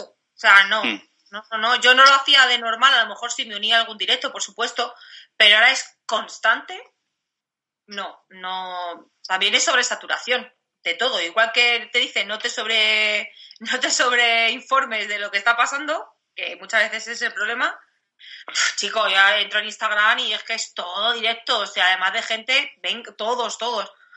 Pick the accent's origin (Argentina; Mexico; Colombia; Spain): Spain; Madrid, Community of Madrid; now in Cáceres, Spain; yo vivo en Cáceres, pero que yo soy de Madrid y tengo a toda mi familia allí